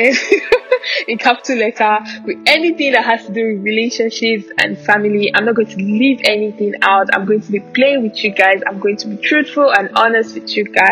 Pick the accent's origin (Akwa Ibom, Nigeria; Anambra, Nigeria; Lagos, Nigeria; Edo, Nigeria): Anambra, Nigeria; also born or lived in Ogun State; I'm from Anambra State. Yes, I'm Igbo, proudly Nigerian.